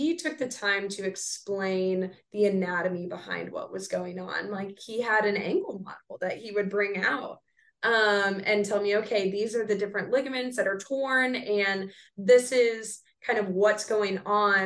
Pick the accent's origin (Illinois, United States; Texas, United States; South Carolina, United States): Texas, United States; San Antonio; now in Dallas, United States; I'm originally from San Antonio